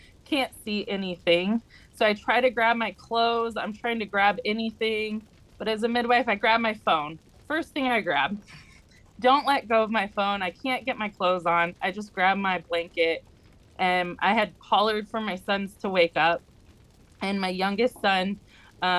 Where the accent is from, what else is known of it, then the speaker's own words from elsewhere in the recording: Southern California, United States; I'm from Southern California and I'm a licensed midwife